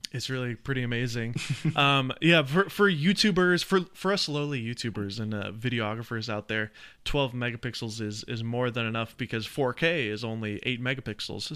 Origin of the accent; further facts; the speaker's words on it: Nashville, Tennessee, United States; I grew up in the South. I'm from, uh, Nashville, Tennessee